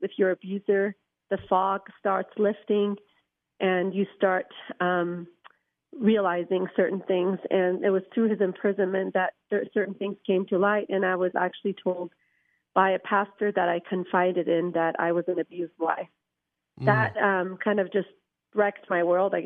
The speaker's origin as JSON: {"language": "English", "country": "Iran", "tie": "born or raised there", "moved": "yes", "lives_now": "United States", "said": "I grew up Muslim in Iran, came to America"}